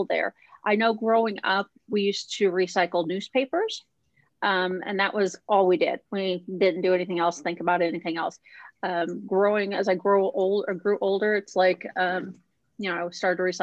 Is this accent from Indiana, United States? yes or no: yes; Indiana, United States; moved away as an adult; now in Minnesota, United States; I grew up in Indiana in a small town